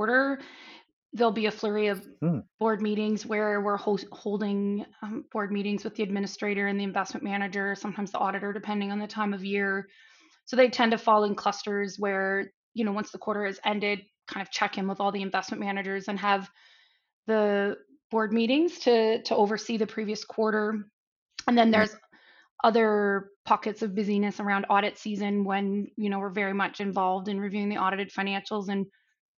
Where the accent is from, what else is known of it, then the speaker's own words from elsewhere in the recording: Canada; moved away as an adult; now in Cayman Islands; I'm Canadian as well, actually, just based in the Cayman Islands for the last 20 years